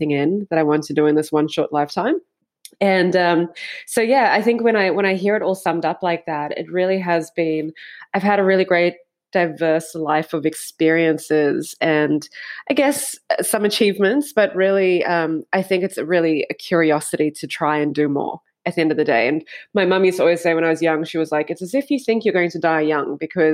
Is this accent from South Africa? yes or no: yes; South Africa; I grew up in South Africa